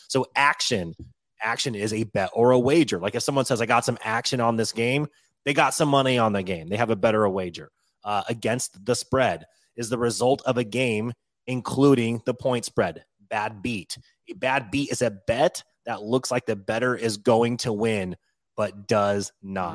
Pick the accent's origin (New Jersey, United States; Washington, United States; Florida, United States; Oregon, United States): Washington, United States; moved away as an adult; I moved away from Washington when I was eighteen years old, so it's been two decades now.